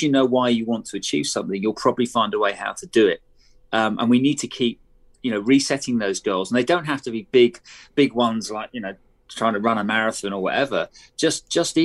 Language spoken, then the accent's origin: English; United Kingdom; as a Brit